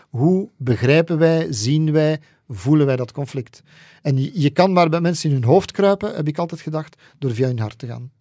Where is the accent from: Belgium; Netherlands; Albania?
Belgium; Flanders; bij ons in Vlaanderen